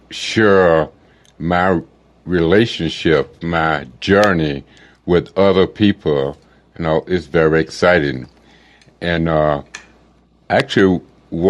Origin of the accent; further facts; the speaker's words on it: Arkansas, United States; I was born in Arkansas back in the 1957